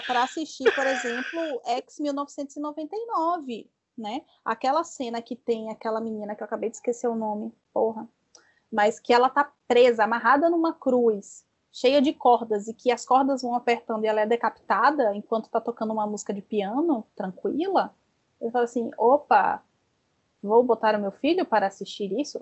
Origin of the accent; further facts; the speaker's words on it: Bahia, Brazil; accent: Baiano; Eu sou baiana